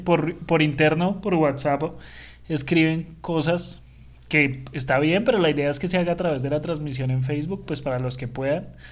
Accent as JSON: {"language": "Spanish", "country": "Colombia", "said": "Colombia, que somos los lambones de Sudamérica"}